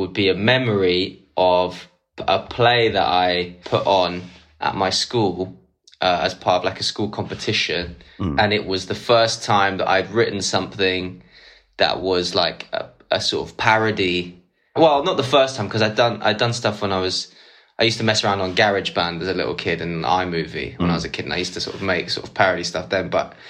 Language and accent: English; Islington, London, United Kingdom; I went to school in Walthamstow, {S6} right, {S5} and it was like, and I was from Islington